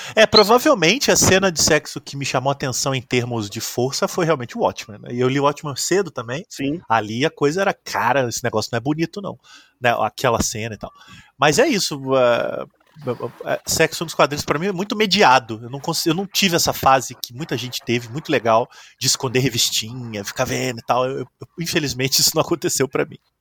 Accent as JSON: {"language": "Portuguese", "region": "interior of Minas Gerais", "country": "Brazil", "said": "eu sou do interior de Minas"}